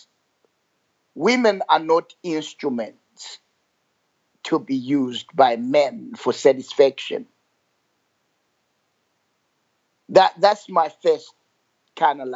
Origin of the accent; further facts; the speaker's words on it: Zimbabwe; I grew up in Zimbabwe